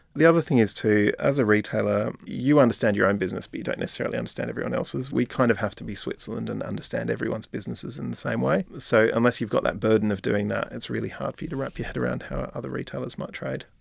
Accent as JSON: {"language": "English", "country": "Australia", "moved": "yes", "said": "I'm Australian as well"}